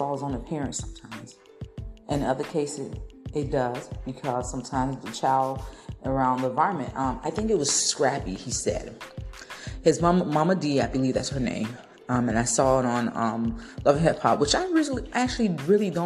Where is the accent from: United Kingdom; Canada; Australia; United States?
United States; Tampa, Florida; from my hometown in Tampa